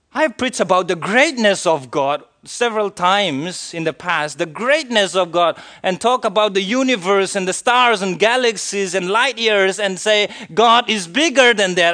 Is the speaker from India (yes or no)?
yes; India; I am an Indian citizen